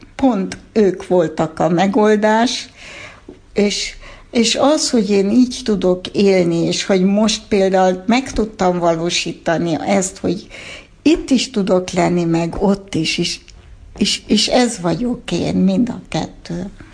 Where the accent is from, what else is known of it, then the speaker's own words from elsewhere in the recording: Erlangen, Bavaria, Germany; first language Hungarian; also born or lived in Stuttgart, Germany; now in Hungary; én a 70-es évek Németországában nőttem fel